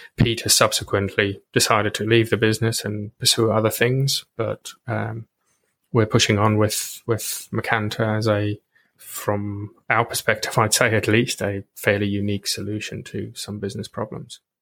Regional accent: South Africa; moved away as an adult; I grew up in South Africa and then I came over here

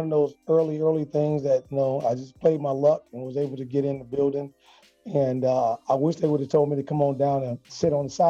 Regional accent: Chicago, Illinois, United States; now in Nashville, United States

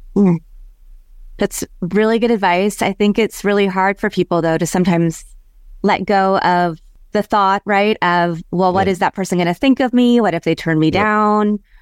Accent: Kansas, United States; moved away; also born or lived in Chicago / Los Angeles / San Francisco / Houston; I grew up in Kansas

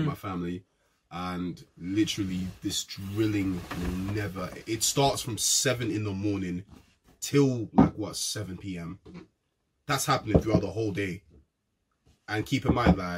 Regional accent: London, United Kingdom; two of the co-hosts are both from South. We both live in estates

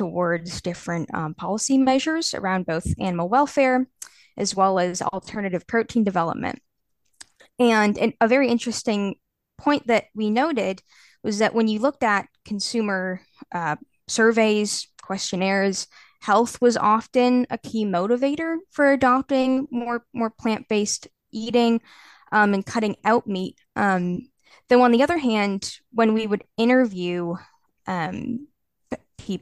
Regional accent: Canada; now in Edinburgh, United Kingdom; I'm from Canada originally

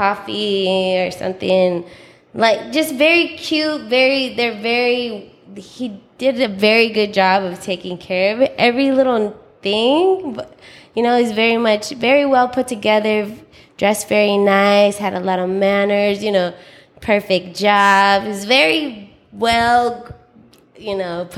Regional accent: San Francisco, California, United States; I was born in San Francisco.

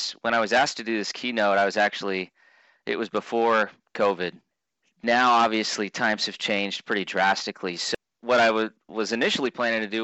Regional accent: Clarinda, Iowa, United States; also born or lived in Burlington, Iowa; I was born in Clarinda, Iowa

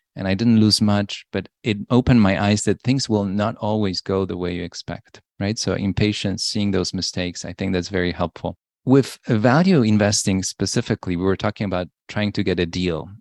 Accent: Poland; moved away; I was born in Poland. In nineteen eighty, it was a very different time in Poland.

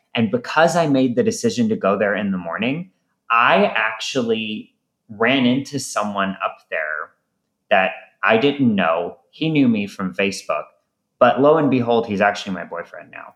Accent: St. Louis, Missouri, United States; I'm from St. Louis originally

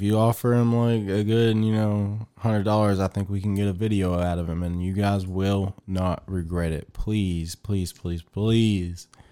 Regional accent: United States; as an American

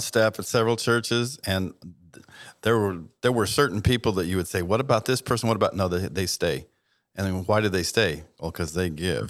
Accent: Southern California, United States; I grew up in Southern California listening to Chuck Smith and then Greg Laurie

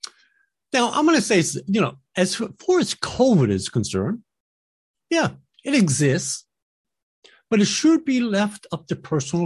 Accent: United States

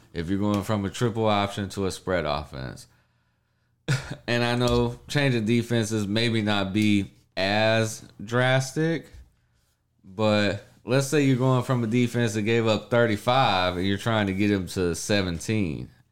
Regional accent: United States; I grew up in Big twelve country

